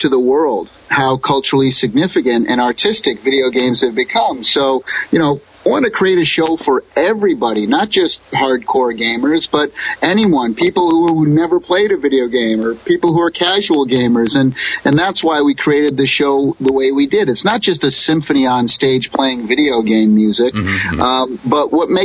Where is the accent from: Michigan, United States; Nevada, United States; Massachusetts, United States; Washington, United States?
Massachusetts, United States; Springfield; moved away as an adult; now in California, United States; I grew up on the East Coast in Springfield, Massachusetts